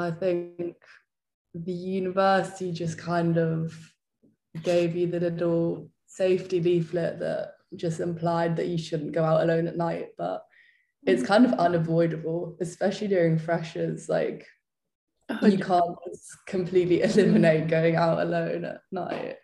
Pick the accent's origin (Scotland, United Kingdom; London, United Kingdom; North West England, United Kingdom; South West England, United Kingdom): London, United Kingdom; moved away as an adult; now in Leeds, United Kingdom; growing up in London